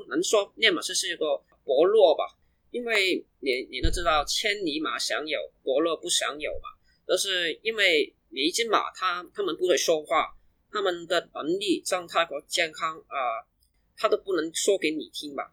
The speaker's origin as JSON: {"language": "Chinese", "country": "Hong Kong", "tie": "born or raised there", "also_born_or_lived": "Guangzhou", "said": "我在一两岁的时候就跟我爸妈一起来香港"}